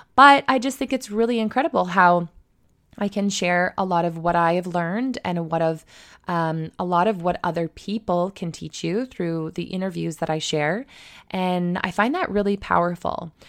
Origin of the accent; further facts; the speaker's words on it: Mitchell, Ontario, Canada; also born or lived in Australia; now in Toronto, Canada; my hometown, um, which is Mitchell, Ontario, just outside of Stratford